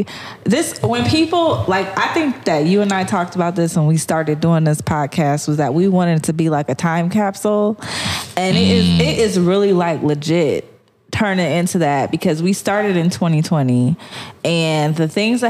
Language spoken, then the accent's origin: English; Cleveland, Ohio, United States; growing up in the Cleveland area